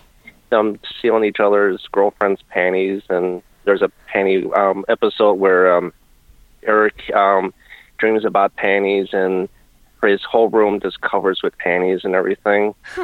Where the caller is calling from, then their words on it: Cleveland, Ohio, United States; …, Cleveland, Ohio.